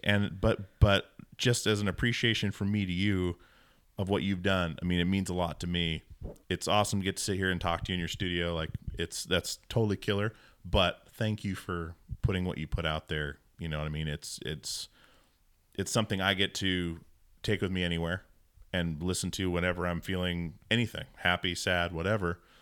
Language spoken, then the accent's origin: English; Alaska, United States; moved away; I grew up in a Mormon household in Alaska